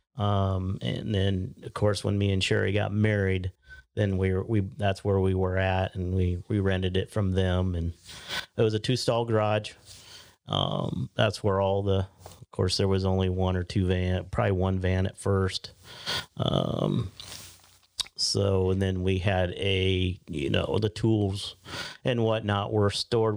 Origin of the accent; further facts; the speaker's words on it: Pender, Nebraska, United States; moved away; I even went back to, uh, my hometown, Pender